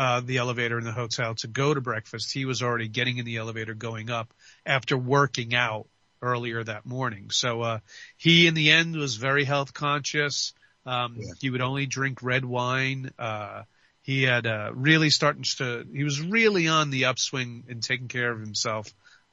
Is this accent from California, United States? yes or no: no; New York City, New York, United States; moved away; originally, George, I'm from the Bronx